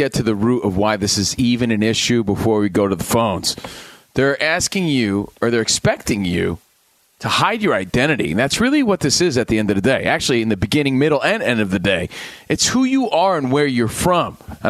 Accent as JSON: {"language": "English", "region": "New Jersey", "country": "United States", "said": "knowing damn well I'm from New Jersey and I'm a Yankees fan."}